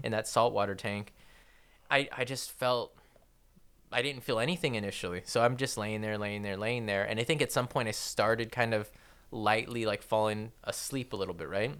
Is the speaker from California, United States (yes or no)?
yes; Torrance, California, United States; I wasn't born in Downey. I was born in Torrance.